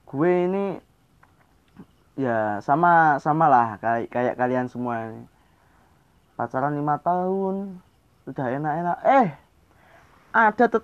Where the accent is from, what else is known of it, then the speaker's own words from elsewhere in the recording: Java, Indonesia; gue asli orang Jawa